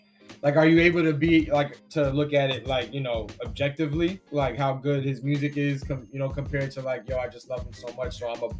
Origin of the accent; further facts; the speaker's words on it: California, United States; I grew up in the West Coast in Cali